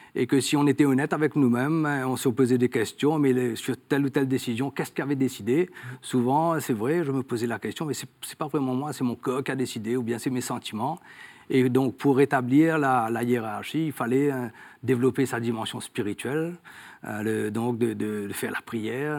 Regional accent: Mauritius; nous sommes établis dans l'île depuis plus de 200 ans. Hein. Et donc, moi, je suis né dans une famille catholique.

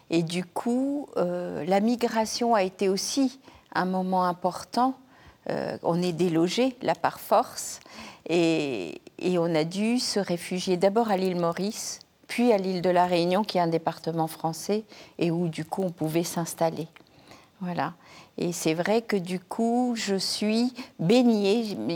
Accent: Madagascar; Oui, à Madagascar. Euh, dans une famille indo-musulmane chiite. Euh, j'ai grandi vraiment dans un milieu où des langues, des cultures, euh, les religions cohabitaient, coexistaient.

